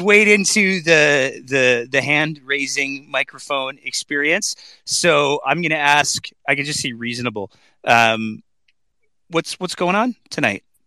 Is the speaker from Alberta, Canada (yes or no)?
yes; Alberta, Canada; as an Albertan and a Canadian